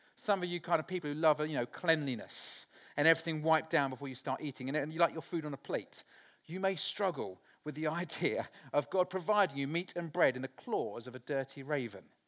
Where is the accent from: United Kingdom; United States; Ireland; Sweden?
United Kingdom; Littleport, East of England; I was born in Littleport in Cambridgeshire, a very small village on the side of the River Ouse